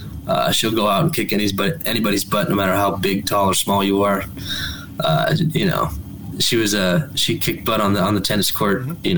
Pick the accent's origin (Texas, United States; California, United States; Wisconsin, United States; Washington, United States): California, United States; Claremont; born or raised there